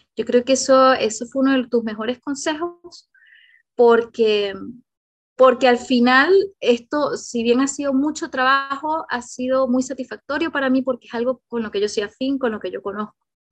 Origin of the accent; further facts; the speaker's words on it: Venezuela; moved away as an adult; now in Chile; yo soy venezolana también, y todo este tema yo tuve que emigrar a Chile, hace ocho años que estoy en Chile